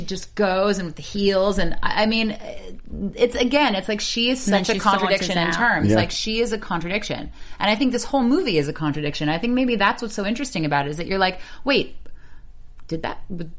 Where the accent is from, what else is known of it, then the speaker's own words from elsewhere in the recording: Canada; I'm Canadian.